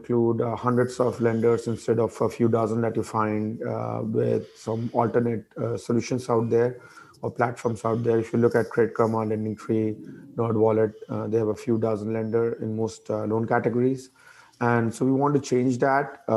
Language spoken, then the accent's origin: English; India; moved away as an adult; also born or lived in DC mid-Atlantic region, United States; now in United States; I grew up in India, came to US about 20 years